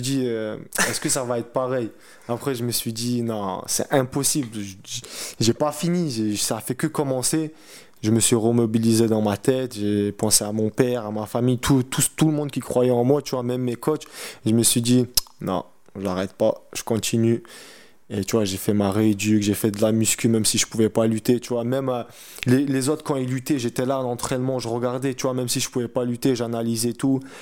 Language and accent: French; Montauban, Occitania, France; moved away as an adult; quand je rentre chez moi à Montauban, tu vois, c'est pas une très grande ville